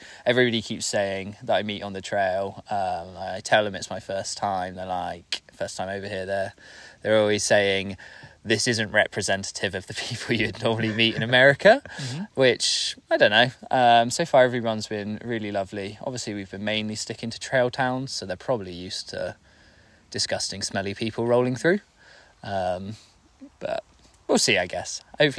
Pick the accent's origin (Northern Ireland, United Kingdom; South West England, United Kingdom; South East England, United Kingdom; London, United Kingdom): South West England, United Kingdom; moved away as an adult; also born or lived in Bristol; I'm from the UK, England, southwest specifically. Spent most of my life down there in a nice little bubble down on the coast, pretty much. I left Bristol, which is a city down there